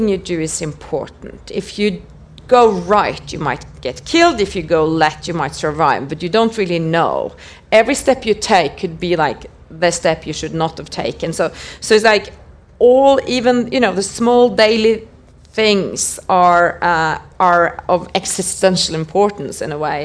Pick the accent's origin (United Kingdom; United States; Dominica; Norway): Norway; I grew up in Norway